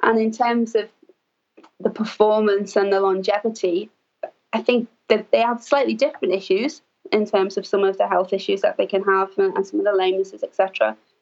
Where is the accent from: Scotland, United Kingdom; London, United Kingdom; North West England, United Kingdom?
North West England, United Kingdom; Liverpool; I grew up in Liverpool, which is a large city in England